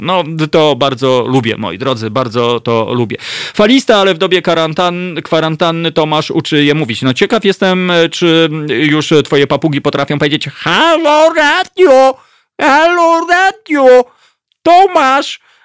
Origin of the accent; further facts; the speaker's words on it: central Poland, Poland; also born or lived in Masovia; urodziłem się w centralnej Polsce